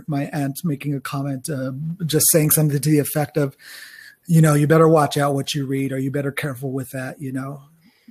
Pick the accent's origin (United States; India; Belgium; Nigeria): United States; New Mexico; I am from New Mexico, New Mexico, as far as I know, my family was there when it was still part of old Mexico